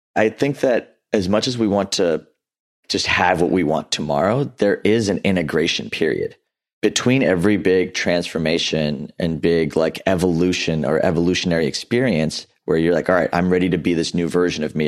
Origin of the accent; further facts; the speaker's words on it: Houston, Texas, United States; also born or lived in Louisiana; I grew up in Southeast Houston